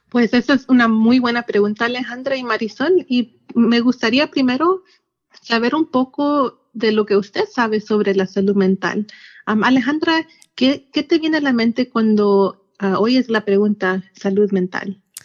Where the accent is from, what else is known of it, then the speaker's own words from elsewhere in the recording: Yakima Valley, Washington, United States; also born or lived in Seattle; Pues yo soy de, del Valle de Yakima y aquí ah, me crecí y aquí es donde está mi familia